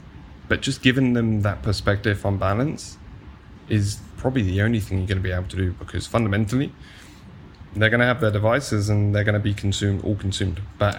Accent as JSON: {"language": "English", "country": "United Kingdom", "tie": "born or raised there"}